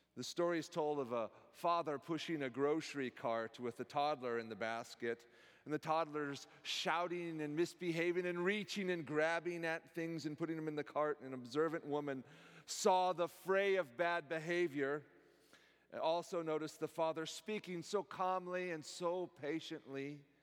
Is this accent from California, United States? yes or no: yes; Silicon Valley, California, United States; now in College Place, United States; Growing up in the Silicon Valley